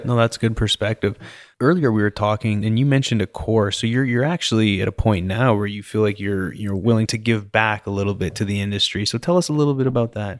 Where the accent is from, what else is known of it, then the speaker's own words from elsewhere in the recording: British Columbia, Canada; now in Texas, United States; I grew up in British Columbia